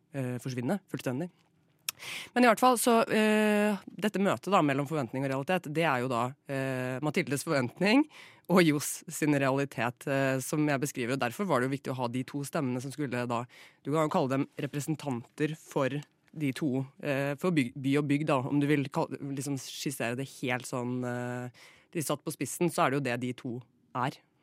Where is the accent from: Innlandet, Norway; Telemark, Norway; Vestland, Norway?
Telemark, Norway; Flatdal; jeg er fra Telemark selv. Eh, fra en liten bygd som heter Flatdal